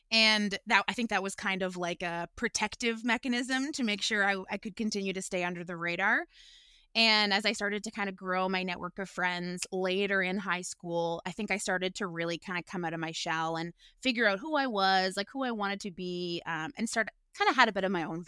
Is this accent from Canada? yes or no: yes; Guelph, Ontario, Canada; now in Toronto, Canada; I am originally from Guelph, Ontario, where I grew up, and I've been living in Toronto now for about 8 years.